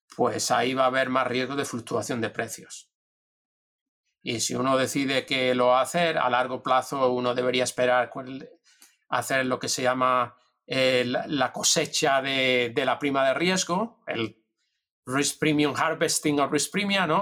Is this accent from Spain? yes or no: yes; Spain; moved away as an adult; also born or lived in Madrid; now in United States